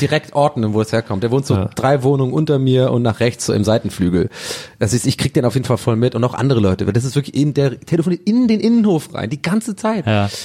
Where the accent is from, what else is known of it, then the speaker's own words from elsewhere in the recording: Tübingen, Baden-Württemberg, Germany; now in Berlin, Germany; bei uns in Tübingen gab es diese Komposthaufen